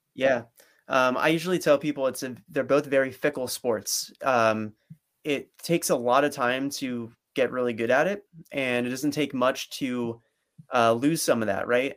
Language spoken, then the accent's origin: English; Princeton, New Jersey, United States; growing up in Princeton, New Jersey